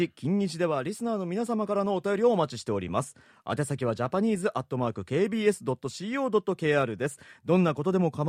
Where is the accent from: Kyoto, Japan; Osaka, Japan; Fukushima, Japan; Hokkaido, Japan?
Osaka, Japan; now in Seoul, South Korea; 唯一食べたいのは僕お好み焼きなんですこれ大阪人だからです